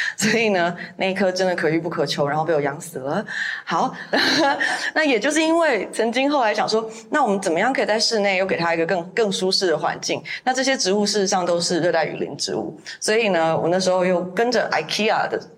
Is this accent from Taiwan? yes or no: yes; Taiwan; moved away; 我想在台湾，我们每个乡市镇其实都有自己的特色